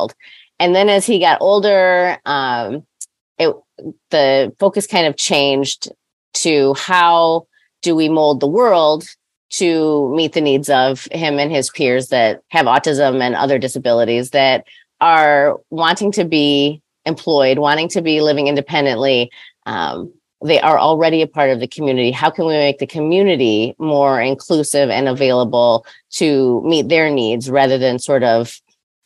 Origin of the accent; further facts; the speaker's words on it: Detroit, Michigan, United States; now in Grand Haven, United States; I live in Grand Haven. I'm originally from Detroit